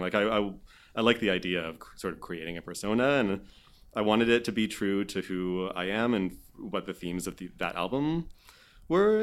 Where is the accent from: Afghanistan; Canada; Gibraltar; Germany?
Canada; Vancouver Island, British Columbia; moved away as an adult; also born or lived in Montreal; I grew up on Vancouver Island